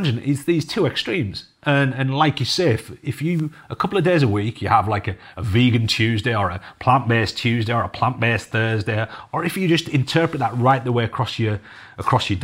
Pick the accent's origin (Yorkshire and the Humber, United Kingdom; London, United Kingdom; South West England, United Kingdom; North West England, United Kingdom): North West England, United Kingdom; Cumbria; I'm from Cumbria, you know, I'm from the farming capital of the UK practically